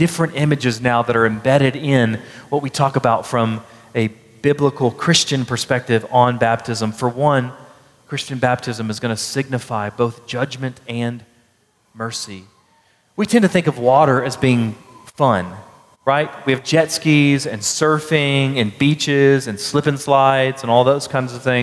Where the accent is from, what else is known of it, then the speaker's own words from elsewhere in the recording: Baytown, Texas, United States; I grew up in Baytown, Texas.